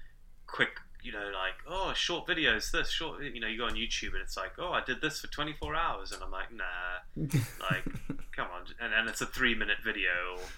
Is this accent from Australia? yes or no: no; South Africa; accent: Zimbabwean; also born or lived in Zimbabwe; So I was born in Zimbabwe, but we moved to South Africa when I was quite young.